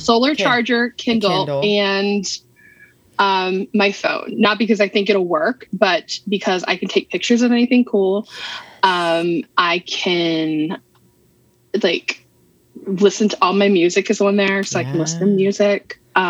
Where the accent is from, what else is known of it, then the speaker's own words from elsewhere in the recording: Ireland; I'm Irish. I have 2 shades, white and red.